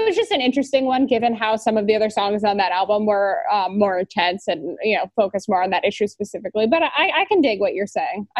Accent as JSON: {"language": "English", "region": "Virginia", "country": "United States", "tie": "born or raised there", "said": "we were both growing up in Virginia"}